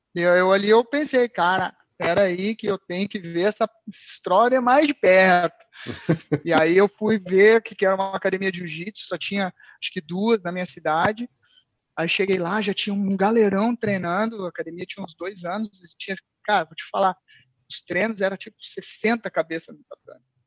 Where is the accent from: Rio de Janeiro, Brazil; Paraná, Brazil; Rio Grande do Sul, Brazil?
Rio Grande do Sul, Brazil; Porto Alegre; moved away as an adult; now in Portugal; Eu sou de Porto Alegre. Pô, sou de Porto Alegre, pessoal aí de Portugal que não sabe, é sul do Brasil